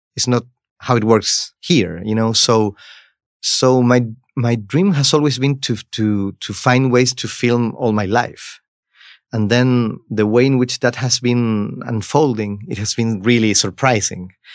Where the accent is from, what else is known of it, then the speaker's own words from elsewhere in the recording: Chile; I come from Chile